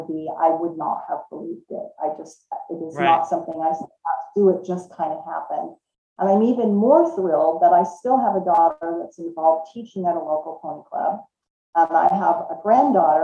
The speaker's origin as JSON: {"language": "English", "region": "Southern California", "country": "United States", "tie": "born or raised there", "also_born_or_lived": "Washington State", "moved": "as an adult", "lives_now": "Washington, United States", "said": "I actually was born and raised in Southern California and moved to Washington State in about 1990 is when I moved here"}